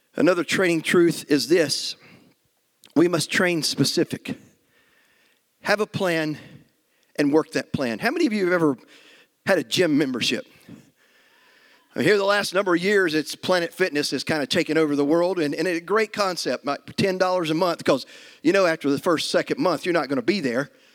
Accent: United States; as American Christians

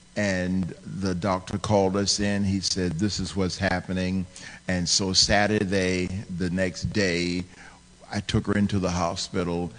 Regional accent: Virginia, United States; I was raised in Virginia, and so that's where that's where my address was

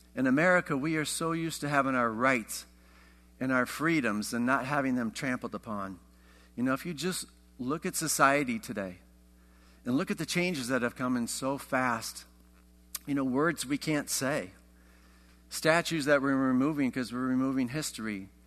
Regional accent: Iowa, United States; I grew up in Iowa

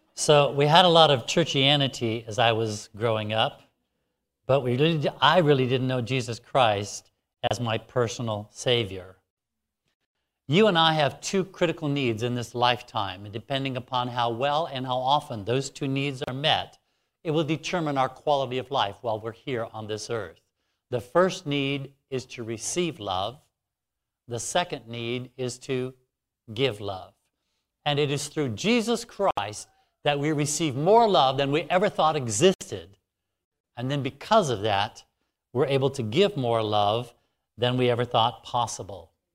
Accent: Alaska, United States; it's much warmer here than where I'm from. I'm from Alaska.

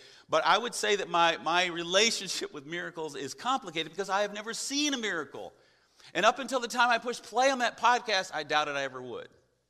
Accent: the Bible Belt, United States; I grew up in the Bible Belt, the buckle of the Bible Belt

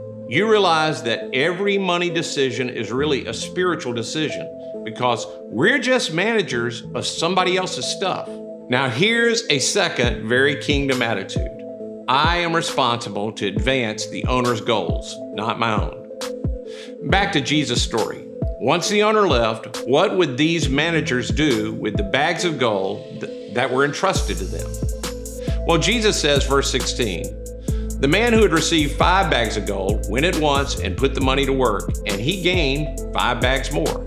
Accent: Mississippi, United States; I'm from Mississippi

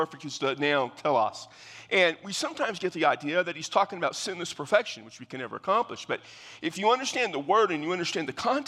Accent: San Antonio, Texas, United States; I come from Texas, down in South Central Texas, San Antonio, and so there's just some things common to the way we talk

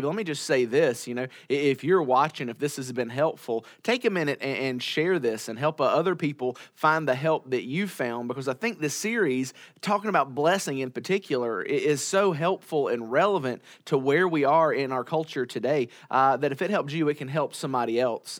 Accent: United States; as American Christians living in twenty twenty-one

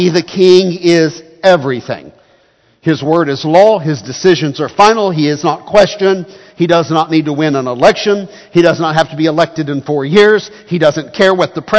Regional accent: United States; as Americans

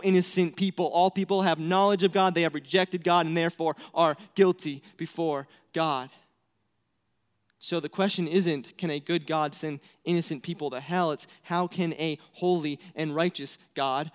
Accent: New Hampshire, United States; moved away as an adult; now in Mongolia; I'm from New Hampshire, so like the prettiest state in the world

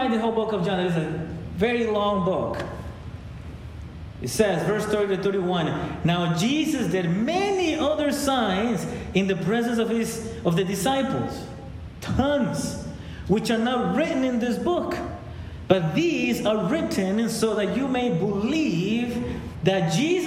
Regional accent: Ecuador; now in United States; I was born in Ecuador

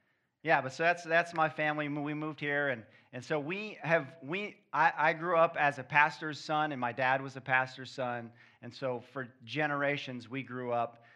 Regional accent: Kansas City, Missouri, United States; moved away as an adult; also born or lived in Midwest; now in Florida, United States; We're from Kansas City

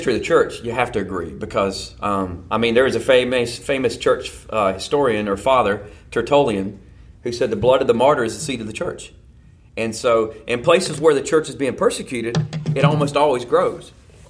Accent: the South, United States; I came from the South, so everybody in the South is a Christian.

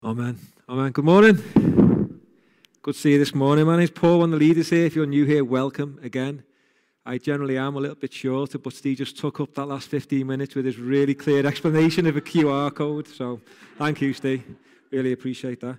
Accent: Rainhill, North West England, United Kingdom; I grew up in a place called Rain Hill. So that means I'm a woolly back for those people from Liverpool

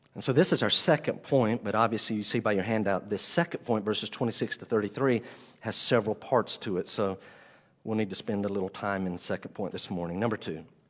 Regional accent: the Bible Belt, United States; I grew up in the Bible Belt

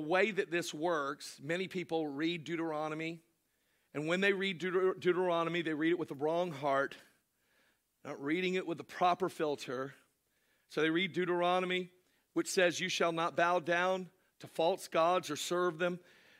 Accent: Ireland; No, I'm Irish. We're all drunks.

